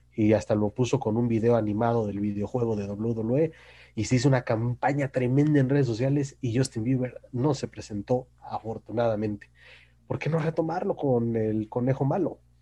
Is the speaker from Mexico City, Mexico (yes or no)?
no; Naucalpan, State of Mexico, Mexico; yo que soy de Naucalpan